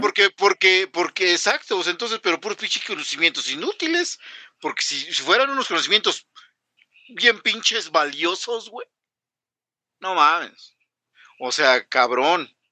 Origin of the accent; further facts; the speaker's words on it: Mexico; somos mexicanos